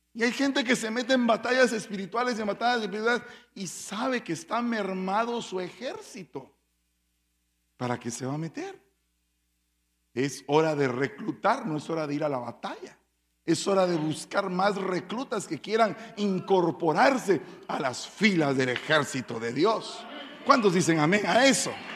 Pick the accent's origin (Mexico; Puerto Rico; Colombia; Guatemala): Guatemala; como dirían en mi pueblo, en buen caló chapín